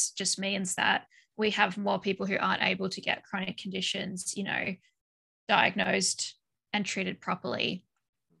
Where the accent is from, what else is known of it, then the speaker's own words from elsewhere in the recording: Australia; now in Belgium; I was born and raised in Australia, but I live in Belgium.